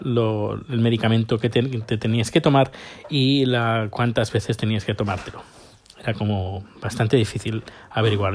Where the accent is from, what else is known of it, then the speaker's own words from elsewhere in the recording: Spain; moved away; yo hace casi 10 años que salí de, de la península ibérica